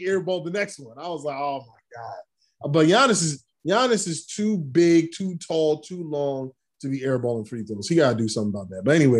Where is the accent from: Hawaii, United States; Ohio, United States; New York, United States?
New York, United States; New York City; I grew up in Brooklyn.